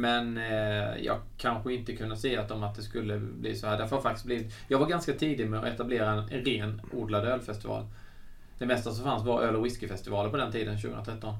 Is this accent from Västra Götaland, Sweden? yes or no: no; Svängsta, Blekinge, Sweden; som faktiskt kommer från Svängsta i Karlshamn där jag kommer ifrån